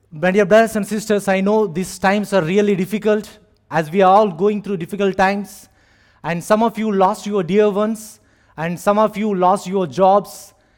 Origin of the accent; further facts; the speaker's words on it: India; moved away as an adult; now in Abu Dhabi, United Arab Emirates; I am from India